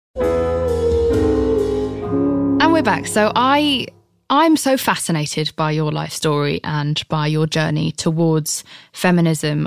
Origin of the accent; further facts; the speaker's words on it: United Kingdom; I'm British